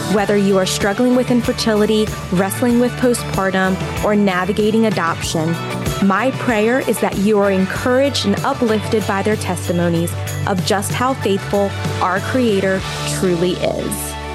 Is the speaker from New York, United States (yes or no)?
no; Delaware, United States; now in South Carolina, United States; I'm originally from Delaware and then I moved down to South Carolina.